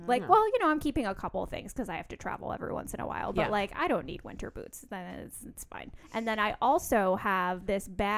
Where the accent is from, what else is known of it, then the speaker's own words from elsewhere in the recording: New York City, New York, United States; also born or lived in Boston; now in Los Angeles, United States; I grew up downtown